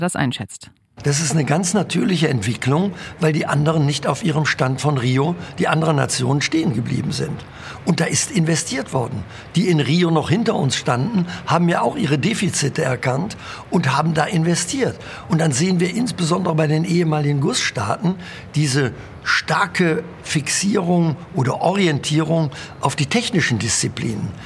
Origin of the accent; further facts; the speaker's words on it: Rhineland, Germany; bei uns im Rheinland